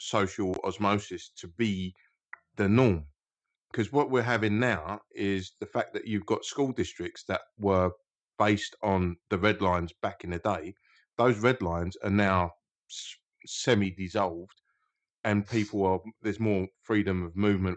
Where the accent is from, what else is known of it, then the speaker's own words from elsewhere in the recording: United Kingdom; a proud British man